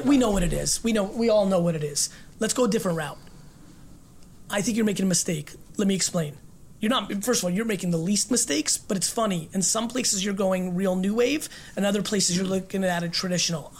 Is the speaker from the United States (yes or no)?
no; Russia; born or raised there; moved away